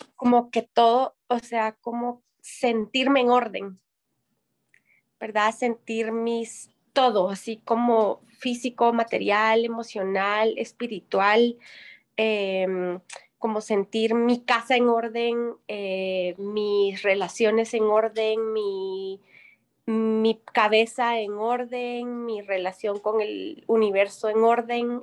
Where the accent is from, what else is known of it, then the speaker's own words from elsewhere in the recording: Guatemala; yo soy de Guate, pero me, fui a vivir me vine a vivir a Huevo por trabajo